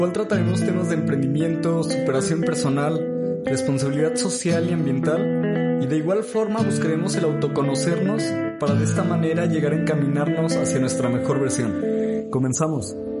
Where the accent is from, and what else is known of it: Jalisco, Mexico; born or raised there